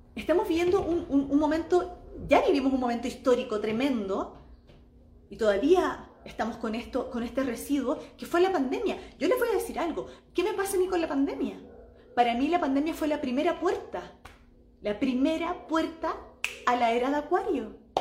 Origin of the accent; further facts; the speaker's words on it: Chile; now in Mexico; en mi país en Chile